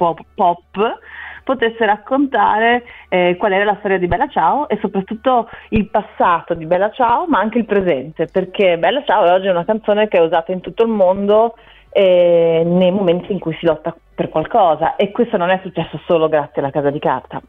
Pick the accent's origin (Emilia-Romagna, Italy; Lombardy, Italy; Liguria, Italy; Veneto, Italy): Emilia-Romagna, Italy; Bologna; io sono nata a Bologna e sono dell'Emilia Romagna